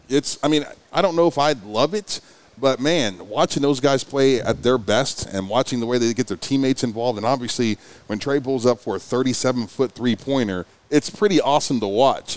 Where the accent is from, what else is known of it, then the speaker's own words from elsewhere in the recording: Ohio, United States; now in Oklahoma City, United States; I'm from Ohio